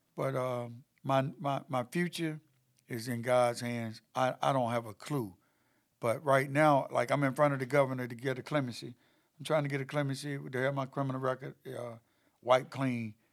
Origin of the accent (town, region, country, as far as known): Chapel Hill, North Carolina, United States; born or raised there; also born or lived in High Point, North Carolina